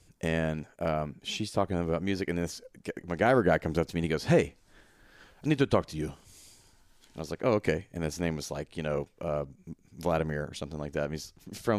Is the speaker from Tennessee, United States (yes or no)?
yes; Memphis, Tennessee, United States; I'm from Memphis and I'm alive, so I've heard of ….